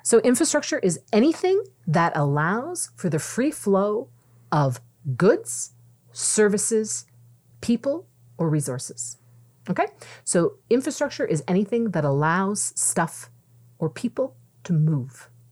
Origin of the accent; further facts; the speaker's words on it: Mississauga, Ontario, Canada; moved away; I'm originally from Mississauga